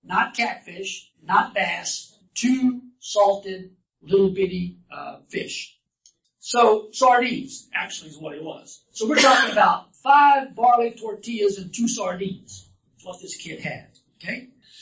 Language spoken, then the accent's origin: English; Louisiana, United States; I'm from Louisiana